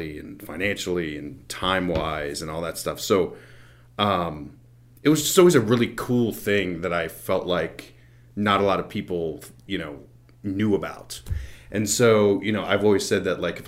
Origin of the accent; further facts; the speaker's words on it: Front Royal, Virginia, United States; I'm originally from Front Royal, Virginia